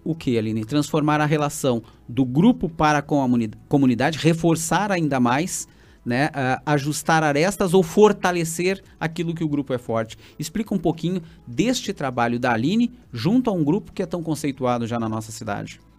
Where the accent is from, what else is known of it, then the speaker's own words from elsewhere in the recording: Santa Maria, Rio Grande do Sul, Brazil; fui criado em, em Santa Maria